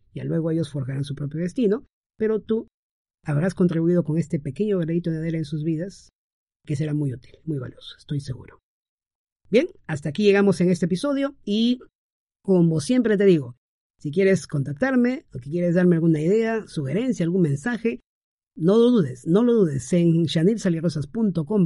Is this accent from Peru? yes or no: yes; Peru; mi esposa y yo somos eh, de aquí, peruanos